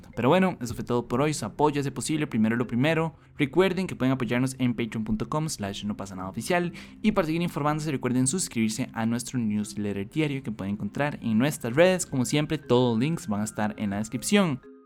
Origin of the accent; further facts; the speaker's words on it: Costa Rica; como ticos